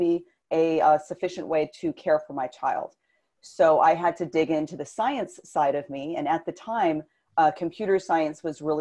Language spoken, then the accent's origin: English; Southern California, United States; I grew up in Southern California